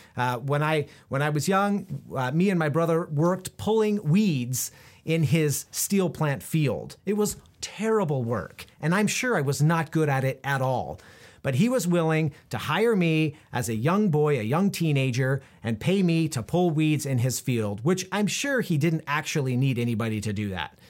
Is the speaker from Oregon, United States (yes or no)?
yes; Prineville, Oregon, United States; We moved around a little bit when I was a kid, but I grew up mostly in Central Oregon, in a small town called Prineville